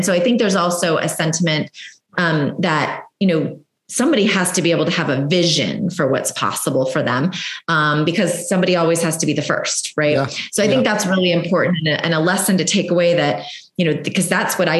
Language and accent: English; Southern California, United States; I grew up in Southern California, which there's quite a few Marine bases out there